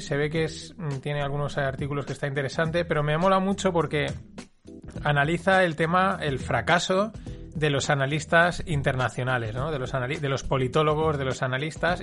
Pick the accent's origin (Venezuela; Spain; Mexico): Spain; Paterna, Valencian Community; yo soy alumno de la Salle, de aquí de Paterna